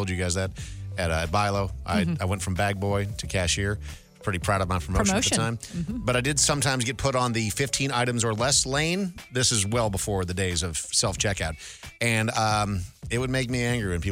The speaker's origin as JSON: {"language": "English", "town": "Brainerd", "region": "Minnesota", "country": "United States", "tie": "born or raised there", "said": "growing up in Minnesota, I lived in Brainerd, Minnesota, sure, which is freezing cold in the winter"}